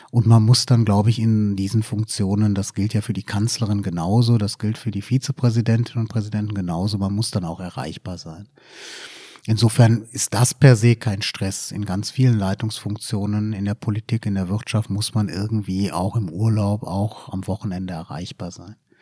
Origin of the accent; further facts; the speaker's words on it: Düren, North Rhine-Westphalia, Germany; moved away as an adult; now in Giessen, Germany; ich bin in Düren bei Aachen okay, geboren